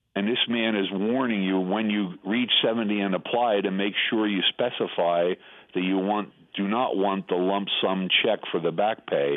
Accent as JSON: {"language": "English", "region": "New Jersey", "country": "United States", "said": "I'm from New Jersey"}